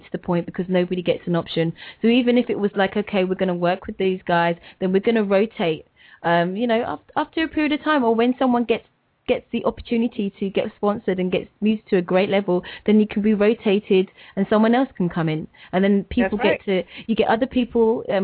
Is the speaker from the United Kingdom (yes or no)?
yes; United Kingdom; I'm British